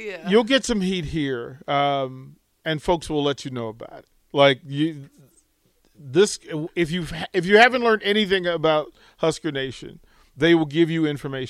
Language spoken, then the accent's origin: English; Washington, District of Columbia, United States; also born or lived in Utah; now in Lincoln, United States; I'm not from here either, so I had to. So I'm originally from D.C.